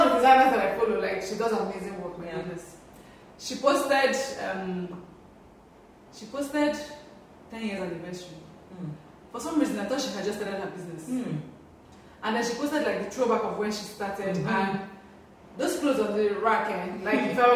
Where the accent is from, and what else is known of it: Nigeria; also born or lived in Ghana